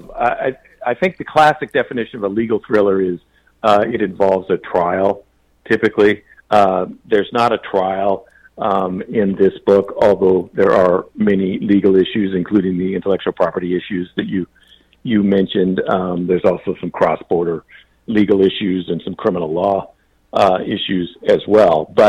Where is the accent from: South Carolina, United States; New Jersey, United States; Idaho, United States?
Idaho, United States; Boise; also born or lived in Anchorage; I was born in Anchorage because my father was in the military there. He was a lawyer in the Judge Advocate General's office there. Um, but after he was discharged, um, he moved back to the Boise area in Idaho when I was one year old.